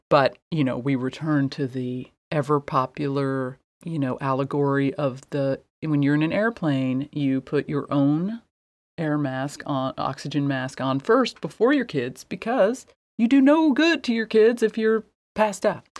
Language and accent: English; Midwest, United States; I was raised in the Midwest